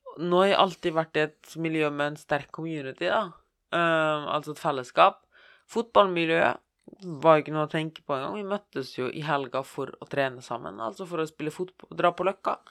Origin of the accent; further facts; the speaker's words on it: Bergen, Vestland, Norway; Jeg er fra Bergen